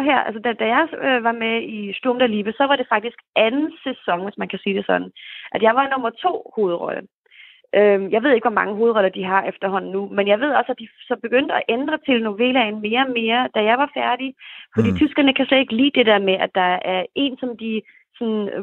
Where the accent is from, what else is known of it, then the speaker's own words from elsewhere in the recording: Copenhagen, Capital Region of Denmark, Denmark; moved away as an adult; now in Germany; Og jeg havde så faktisk lavet lidt, øh, lidt teater hjemme i København, da jeg var helt ung.